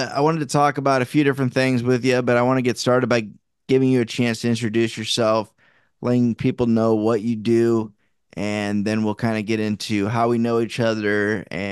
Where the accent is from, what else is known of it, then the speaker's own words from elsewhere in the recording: Iowa, United States; moved away; the Iowa roots because we're both from Iowa